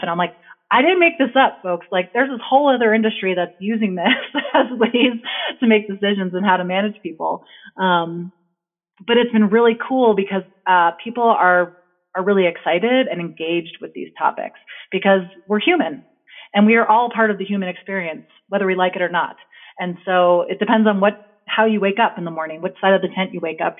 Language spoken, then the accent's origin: English; New Jersey, United States; now in Victor, United States; I grew up in New Jersey